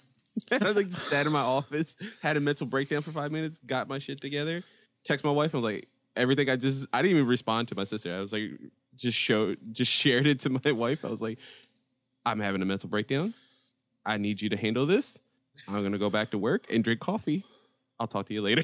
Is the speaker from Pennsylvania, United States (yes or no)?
yes; Philadelphia, Pennsylvania, United States; I grew up in North Philly